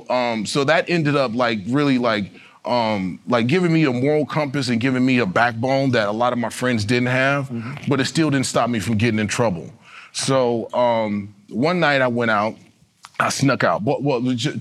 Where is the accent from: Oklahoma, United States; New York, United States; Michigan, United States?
Michigan, United States; Detroit; moved away; also born or lived in Albuquerque, New Mexico / Los Angeles, California; I was born in Detroit, Michigan.